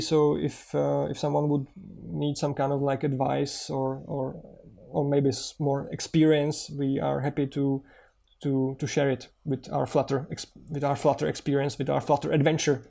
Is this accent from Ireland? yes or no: no; Czechia; so far the app is in English and in Czech because we are from Czech Republic.